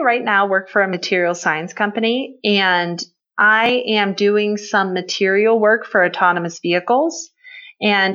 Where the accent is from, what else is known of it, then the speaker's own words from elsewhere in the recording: Pittsburgh, Pennsylvania, United States; I grew up in Pittsburgh, Pennsylvania